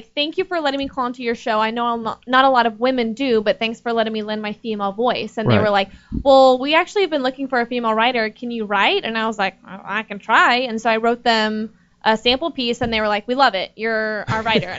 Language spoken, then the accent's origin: English; Texas, United States; I'm from Texas. I graduated from school, and I have nothing to do with the film industry, really. But I moved out here for an internship